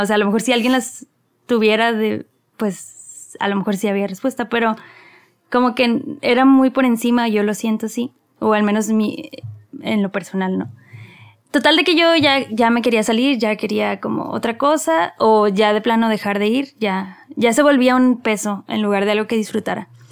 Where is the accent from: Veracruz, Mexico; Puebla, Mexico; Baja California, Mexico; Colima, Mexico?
Baja California, Mexico; Mexicali; moved away; also born or lived in Monterrey; nací en Mexicali, Baja California, luego siempre me reclaman que ya me creo regia